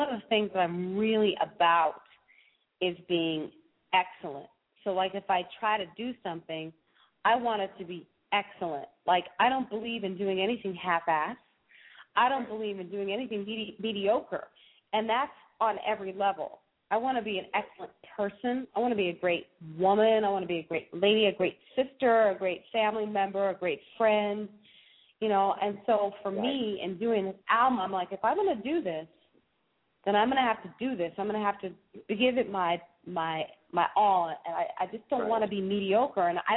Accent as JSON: {"language": "English", "country": "United States", "said": "I'm American"}